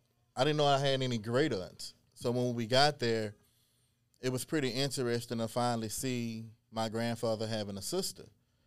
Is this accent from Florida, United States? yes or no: no; Beaumont, Texas, United States; growing up in Beaumont, we didn't see anything Cajun this